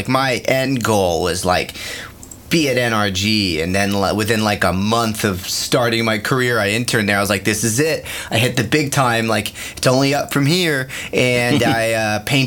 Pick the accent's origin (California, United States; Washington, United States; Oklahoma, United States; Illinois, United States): California, United States; San Francisco; moved away; I'm from San Francisco